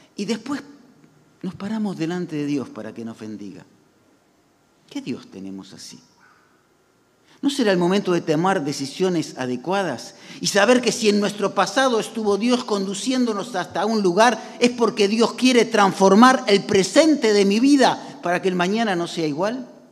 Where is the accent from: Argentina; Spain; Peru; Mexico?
Argentina; como argentinos